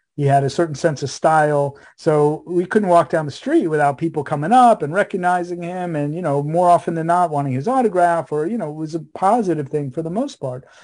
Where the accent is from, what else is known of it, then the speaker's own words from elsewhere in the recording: New York City, New York, United States; also born or lived in Fort Myers, Florida; we're from Queens, New York